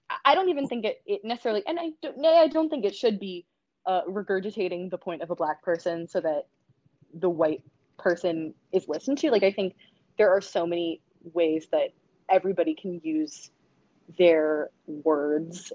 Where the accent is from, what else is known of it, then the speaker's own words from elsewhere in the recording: Maine, United States; moved away as an adult; I grew up in Maine, very, very white place